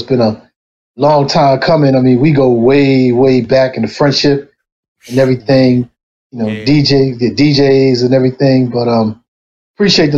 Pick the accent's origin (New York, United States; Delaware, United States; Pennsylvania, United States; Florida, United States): Delaware, United States; Wilmington; I'm from Wilmington, Delaware, born and raised. Southbridge native